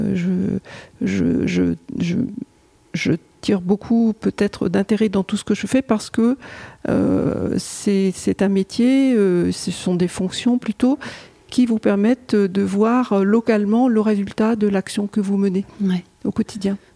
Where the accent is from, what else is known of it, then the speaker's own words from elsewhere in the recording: Pas-de-Calais, Hauts-de-France, France; je suis née dans le Pas-de-Calais.